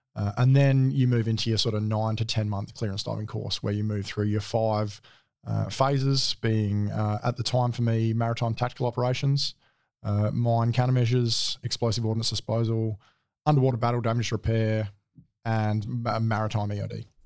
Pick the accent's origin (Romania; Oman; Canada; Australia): Australia; Adelaide, South Australia; moved away as an adult; I grew up in Adelaide, um, born and bred, all through schooling